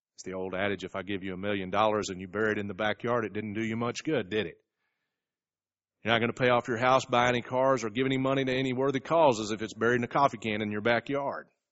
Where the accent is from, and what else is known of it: United States